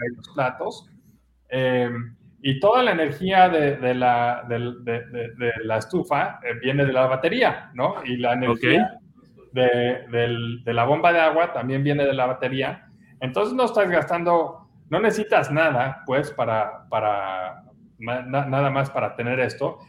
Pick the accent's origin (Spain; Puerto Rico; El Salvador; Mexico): Mexico; como buen mexicano